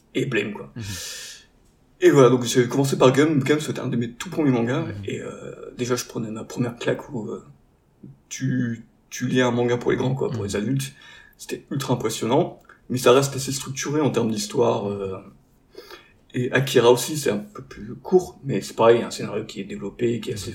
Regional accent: the Nord, Hauts-de-France, France; now in Marseille, France; on a à la base tous du Nord

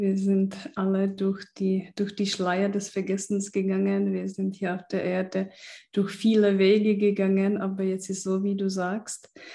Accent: Czechia; moved away; ich bin auch in der Tschechei aufgewachsen im Kommunismus

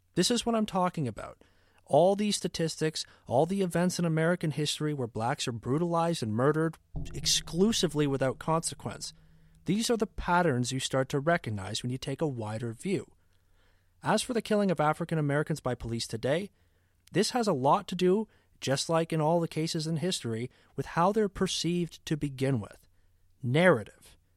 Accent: Canada; As a Canadian

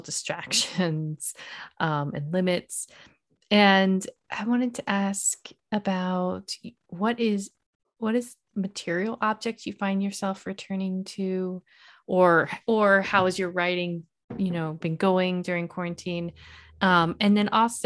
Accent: Virginia, United States; I grew up in Virginia

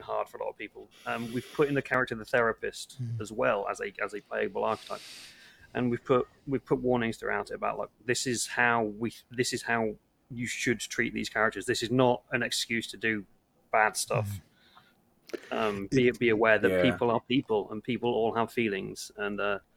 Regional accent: England, United Kingdom; I'm English

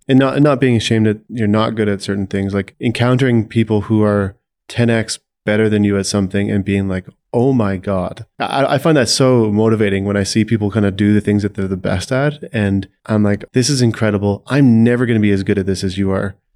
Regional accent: Saskatchewan, Canada; I grew up in Saskatchewan

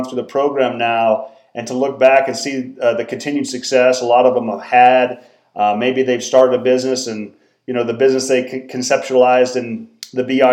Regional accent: Norwood, Colorado, United States; now in Denver, United States; I grew up in Southwest Colorado originally, a small town called Norwood

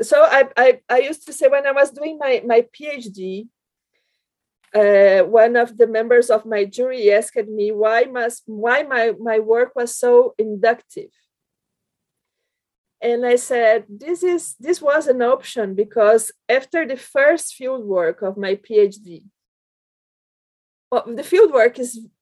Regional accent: Brazil; English is a second language; moved away as an adult; also born or lived in Belgium; now in United Kingdom; I came from Brazil to Europe

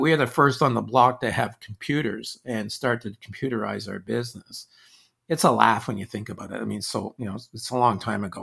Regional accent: Quebec, Canada; my growing up in Quebec

